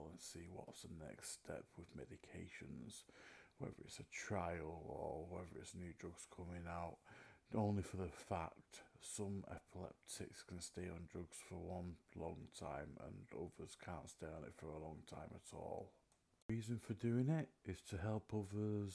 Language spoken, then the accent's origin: English; Manchester, North West England, United Kingdom; I'm from Manchester, England